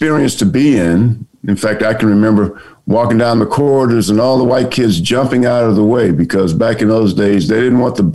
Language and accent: English; Orangeburg, South Carolina, United States; moved away as an adult; I grew up in South Carolina back in the days of segregation